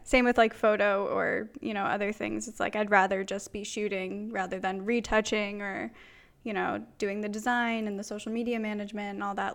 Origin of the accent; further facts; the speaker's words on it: Pennsylvania, United States; I grew up in Pennsylvania.